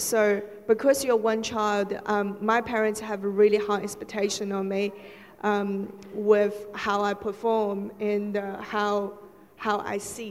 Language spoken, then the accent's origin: English; Shanghai, China; moved away; I was born in Shanghai, which is quite a major city in China.